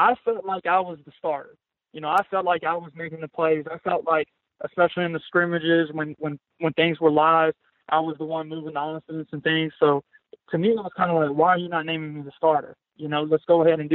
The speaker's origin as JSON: {"language": "English", "town": "Pulaski", "region": "Tennessee", "country": "United States", "also_born_or_lived": "Arkansas / Mississippi", "moved": "as an adult", "said": "I came from Pulaski, Tennessee, started at Arkansas State, and then went to junior college."}